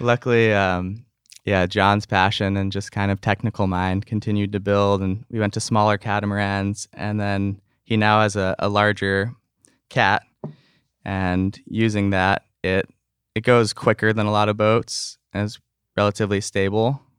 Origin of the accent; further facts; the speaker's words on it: North Shore, Oahu, Hawaii, United States; just a few good friends that I grew up on the North Shore with.